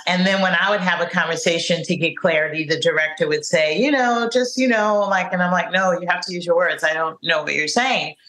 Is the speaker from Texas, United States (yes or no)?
no; California, United States; also born or lived in Harlem, New York; now in New York, United States; they knew I was from California